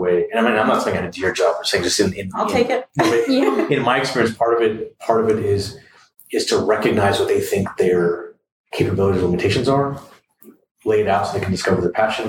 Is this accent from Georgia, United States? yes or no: no; San Antonio, Texas, United States; also born or lived in Ann Arbor, Michigan / Detroit, Michigan; I came from San Antonio to University of Michigan in Ann Arbor